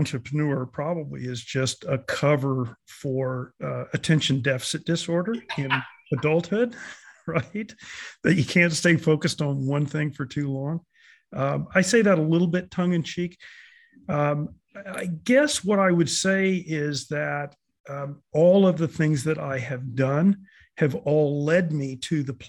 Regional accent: Florida, United States; born there; accent: confused; also born or lived in Midwest / New York; now in California, United States; I was born in South Florida, actually, but I spent time in the Midwest in graduate school and thereafter.

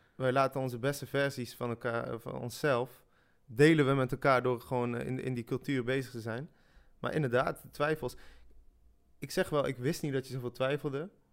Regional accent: Netherlands; first language French; Dutch is a second language; also born or lived in Switzerland; ik ben in Zwitserland geboren en kwam op mijn zesde, toen werd ik net zeven, eh, in Nederland

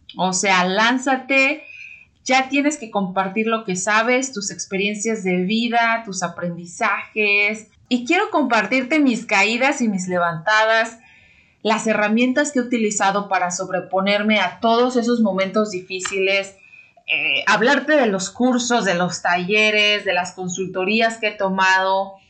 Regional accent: Mexico; los que somos mexicanos

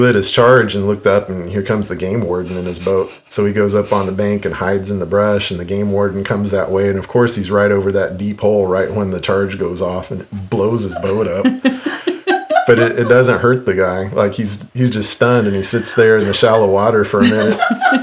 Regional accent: Independence, Missouri, United States; I grew up in Independence, Missouri

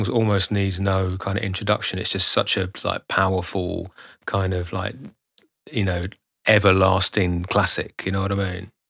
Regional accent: London, United Kingdom; I, I grew up in Shepherd's Bush

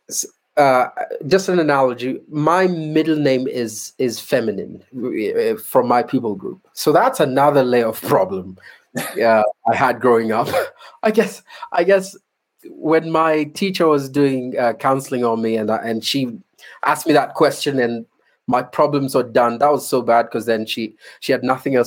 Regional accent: Kenya; I'm a Kenyan.

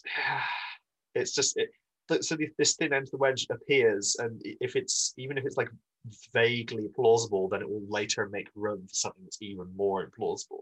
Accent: Scotland, United Kingdom; I'm Scottish

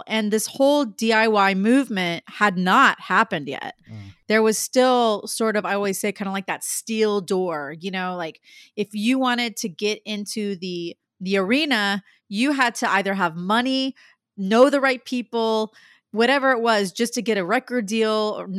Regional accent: Dallas, Texas, United States; Like to me, growing up in Dallas, I auditioned for Mickey Mouse Club when I was like in seventh grade and actually got kind of far.

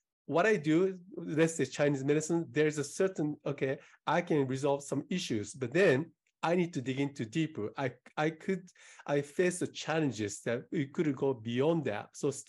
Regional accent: Japan; now in Seattle, United States; So I moved from Japan 34 years ago now, yes, to US in Seattle, Washington, where I reside.

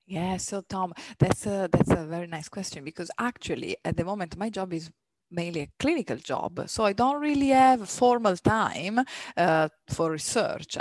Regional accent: near Milan, Lombardy, Italy; moved away as an adult; My hometown is really next to Milan, so it's a two hours flight.

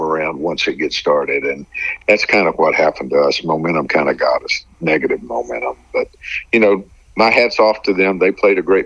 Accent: Texas, United States; there in my home state

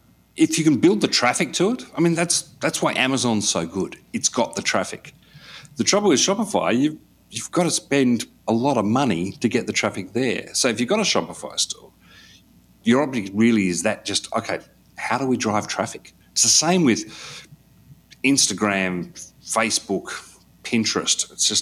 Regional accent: Australia; For being an Australian, you needed to have a social security number to get onto

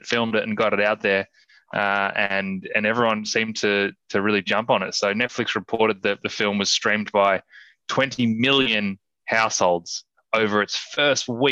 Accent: Australia; being Australian

